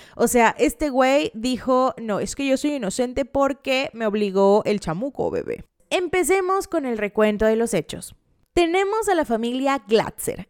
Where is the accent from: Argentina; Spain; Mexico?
Mexico; Veracruz; Yo soy del estado de Veracruz y vengo a romper el mito de que en Veracruz todos hablan ají, em, que no les mentiré, a veces sí se me sale